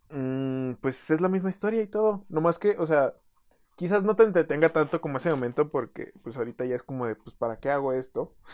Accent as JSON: {"language": "Spanish", "country": "Mexico", "said": "Dije, ah, from Mexico, my boy."}